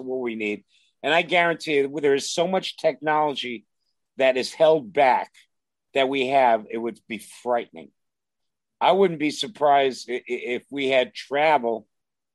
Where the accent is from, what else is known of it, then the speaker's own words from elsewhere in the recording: New York, United States; moved away as an adult; also born or lived in Los Angeles; Growing up in New York, living through the Caligula days in the 70s in clubs